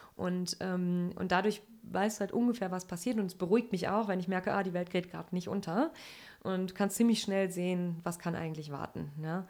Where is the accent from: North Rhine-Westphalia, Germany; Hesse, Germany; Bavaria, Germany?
North Rhine-Westphalia, Germany; Sauerland; ich komme aus dem Sauerland in NRW, also ganz ländlich aufgewachsen